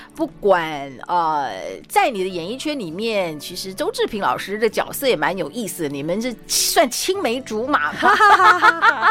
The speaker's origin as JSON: {"language": "Chinese", "town": "Yonghe", "region": "New Taipei", "country": "Taiwan", "tie": "born or raised there", "said": "我小时候住在永和，然后那个时候是永和路"}